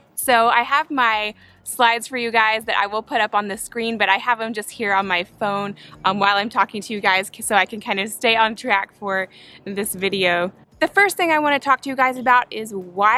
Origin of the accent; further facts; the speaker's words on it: Spartanburg, South Carolina, United States; moved away as an adult; also born or lived in Atlanta, Georgia; now in Birmingham, United States; I grew up in Spartanburg, South Carolina.